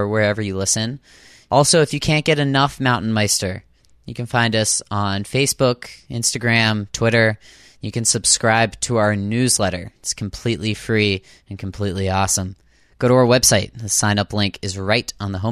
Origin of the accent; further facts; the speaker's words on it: Boston, Massachusetts, United States; I'm from Boston. That's where I record this out of.